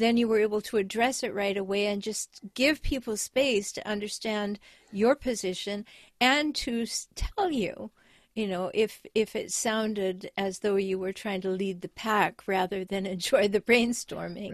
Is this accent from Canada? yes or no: yes; Canada; now in United States; I have dual citizenship, but I was raised in Canada.